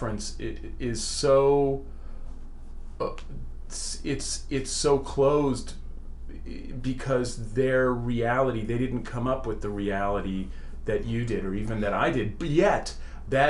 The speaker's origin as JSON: {"language": "English", "town": "Berkeley", "region": "California", "country": "United States", "tie": "born or raised there", "also_born_or_lived": "Oakland, California", "said": "I grew up in Berkeley and Oakland"}